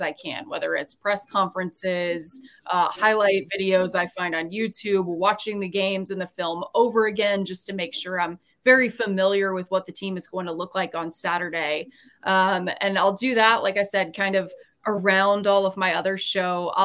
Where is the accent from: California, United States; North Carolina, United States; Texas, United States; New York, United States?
North Carolina, United States; Charlotte; growing up in Charlotte, we were about 2.5 hours away from Blacksburg